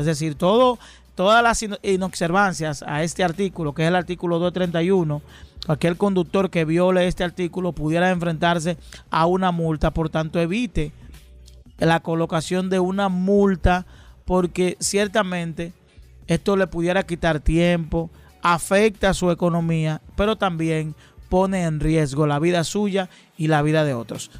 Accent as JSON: {"language": "Spanish", "country": "Dominican Republic", "said": "vida que hemos tenido los dominicanos"}